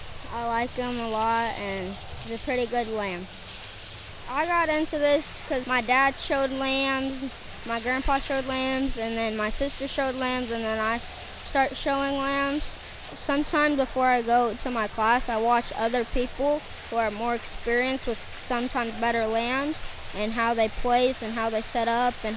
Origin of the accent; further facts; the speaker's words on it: Carbondale, Kansas, United States; I am 9.5 years old. I am from Carbondale, Kansas.